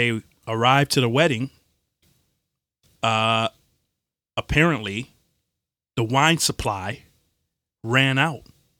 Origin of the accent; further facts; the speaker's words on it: Nigeria; I'm a Nigerian boy.